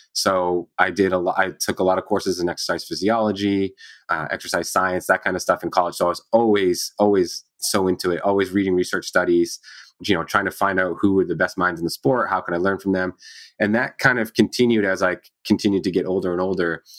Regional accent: Maine, United States; I grew up in Maine, so kind of small state, small town.

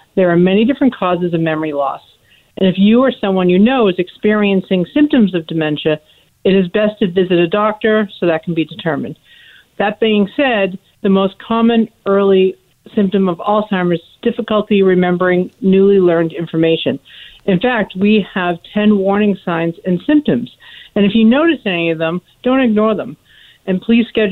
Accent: Boston, Massachusetts, United States; now in Oregon, United States; I'm from the Boston area, and I moved out here

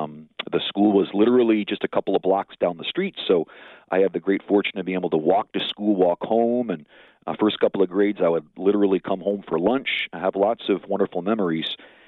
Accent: St. Paul, Minnesota, United States; also born or lived in California; I grew up in St. Paul, Minnesota. Very close to the University of St. Thomas, which some of your listeners may be familiar with, beautiful Merriam Park, Minnesota. Went to parochial school myself for grade school and high school, then went out to California

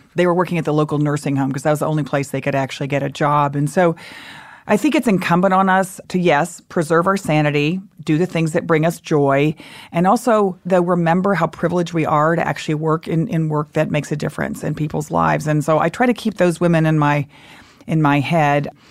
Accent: Texas, United States; moved away; I grew up in Texas, lived there a lot of my life

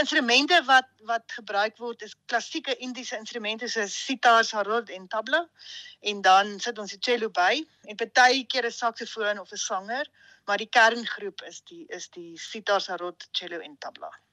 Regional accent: Hartbeespoort, North West, South Africa; moved away as an adult; also born or lived in Stellenbosch / Salzburg; ek het in Hartbeespoort groot geword

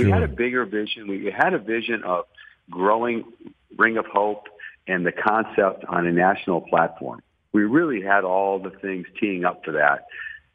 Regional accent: Detroit, Michigan, United States; moved away as an adult; also born or lived in Tallahassee; now in Dallas, United States; we were raised in, you know, lower class America in the city of Detroit, just outside of downtown

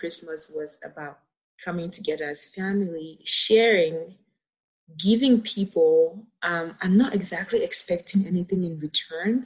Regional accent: Cameroon; moved away as an adult; now in United States; my experience growing up in Cameroon.

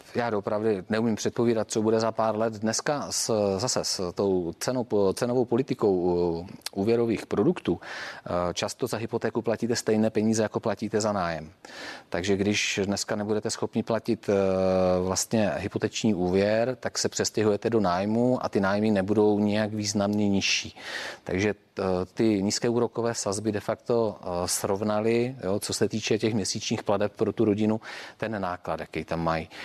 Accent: Czechia; pro nás, jakoby pro Čechy

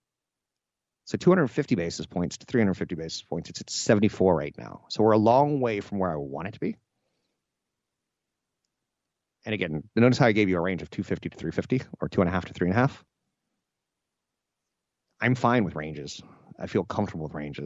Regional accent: United States; I was born Caucasian on a coast in the United States with an expectation to go to college

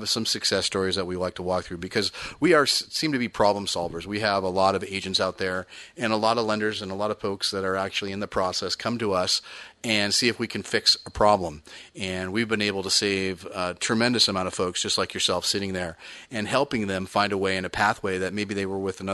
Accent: the Bay Area, California, United States; I grew up in the Bay Area

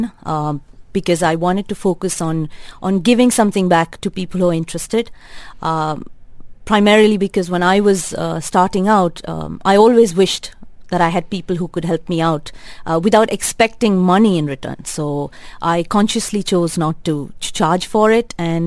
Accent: Bangalore, Karnataka, India; moved away as an adult; now in Dubai, United Arab Emirates; I grew up, I was raised in Bangalore, studied in Bangalore, lived in Bangalore.

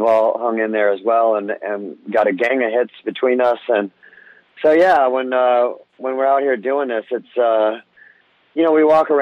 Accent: Orange County, California, United States; I grew up in Orange County, California.

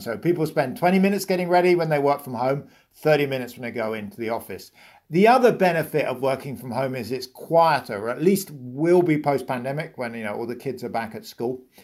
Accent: United Kingdom; accent: British; moved away; you can hear I'm British

